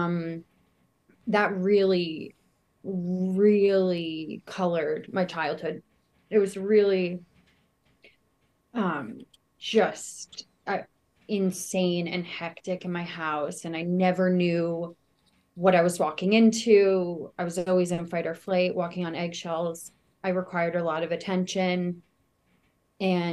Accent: Westchester County, New York, United States; I grew up in a small town in Westchester County

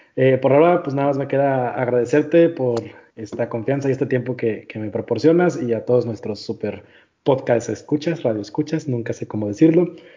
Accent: northern Mexico, Mexico; yo, como buen norteño

